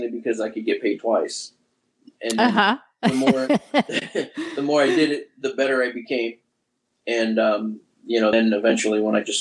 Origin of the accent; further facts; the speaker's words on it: New York City, New York, United States; moved away as an adult; now in Florida, United States; I grew up in New York City.